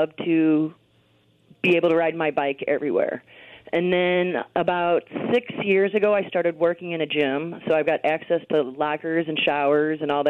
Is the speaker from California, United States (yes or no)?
no; St. Louis, Missouri, United States; I was born and raised in St. Louis